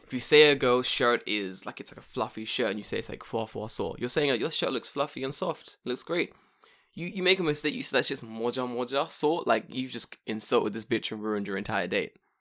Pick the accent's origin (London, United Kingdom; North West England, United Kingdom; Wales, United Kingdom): London, United Kingdom; now in Japan; I'm English. I'm from London